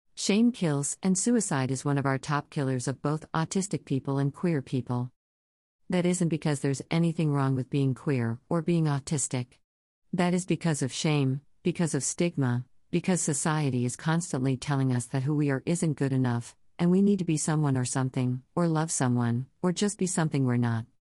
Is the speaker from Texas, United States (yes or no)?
yes; Texas, United States; I am from Texas.